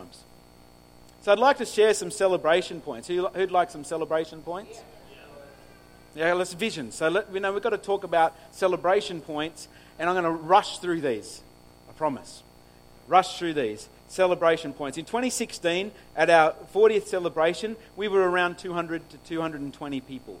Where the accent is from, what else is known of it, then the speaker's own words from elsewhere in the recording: New South Wales, Australia; now in Griffith, Australia; I grew up on the farm. I grew up on Orange Farm